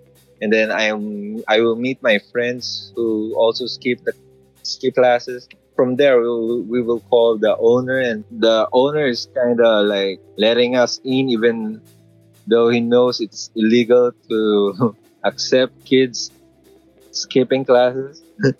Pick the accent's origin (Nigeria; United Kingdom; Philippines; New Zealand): Philippines; Well, from the start, it's been a rough road from my family from the start because I didn't grow up rich. It came from a middle-class family.